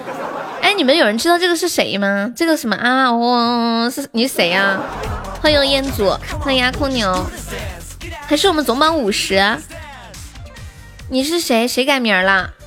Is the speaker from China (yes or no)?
yes; Sichuan, China; 当当当当当当当，我是四川的。